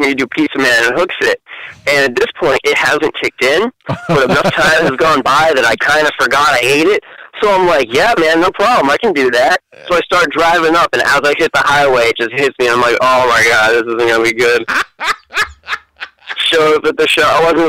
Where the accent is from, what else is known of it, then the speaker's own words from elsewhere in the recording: New Hampshire, United States; also born or lived in Lowell, Massachusetts; I'm from Massachusetts, but I only lived there like 2 years. I was born in Lowell, but then my parents were like, "We shouldn't be raising children here," so they moved up to New Hampshire.